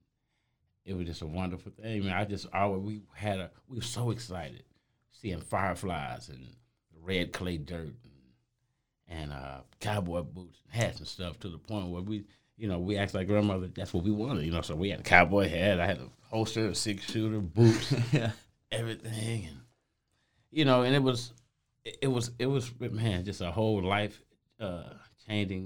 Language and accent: English; St. Petersburg, Florida, United States; also born or lived in Pontiac, Michigan; I'm originally from St. Petersburg, Florida